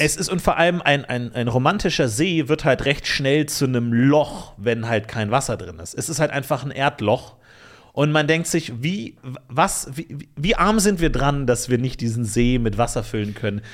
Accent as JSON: {"language": "German", "town": "Ebersberg", "region": "Bavaria", "country": "Germany", "tie": "born or raised there", "said": "In meiner Heimatstadt Ebersberg"}